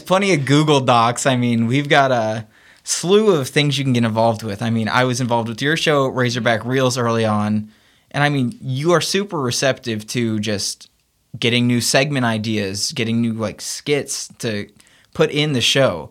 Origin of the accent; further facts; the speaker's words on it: Memphis, Tennessee, United States; moved away; I'd love to get back to Memphis and work for my hometown team, the Memphis Grizzlies